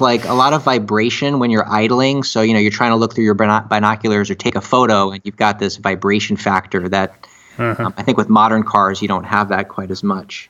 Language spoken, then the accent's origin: English; Miami, Florida, United States; we're from Miami